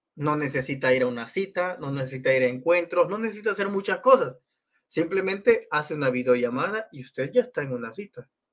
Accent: El Salvador; Yo nací en El Salvador

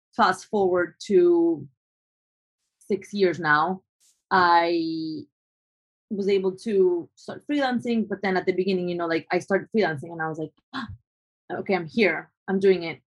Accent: Colombia; moved away as an adult; also born or lived in New York; growing up in Colombia

